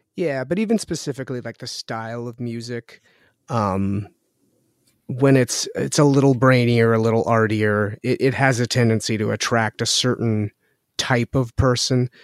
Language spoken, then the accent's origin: English; Winnipeg, Manitoba, Canada; I was born and raised here with my brother